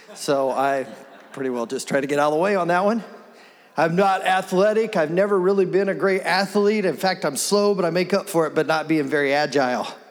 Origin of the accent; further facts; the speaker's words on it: Wichita, Kansas, United States; I was born here in Wichita, born here, raised here. I've grown up here.